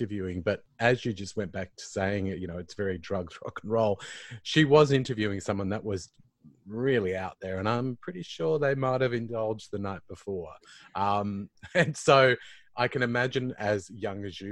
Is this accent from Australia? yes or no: yes; Queensland, Australia; I'm a Queenslander too